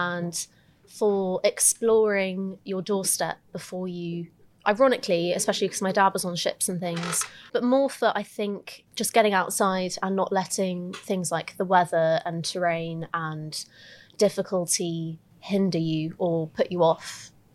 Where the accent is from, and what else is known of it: Lympstone, South West England, United Kingdom; born or raised there; also born or lived in Augusta, Georgia, United States